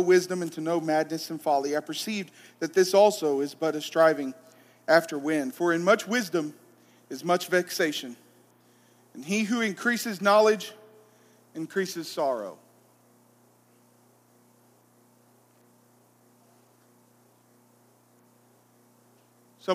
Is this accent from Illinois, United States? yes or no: no; Arab, Alabama, United States; I'm from Arab